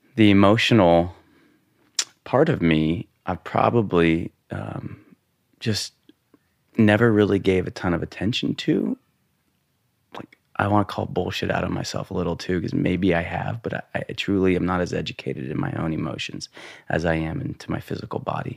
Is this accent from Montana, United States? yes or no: yes; Montana, United States; growing up in Montana, um, you know, boys' locker room, being the brown kid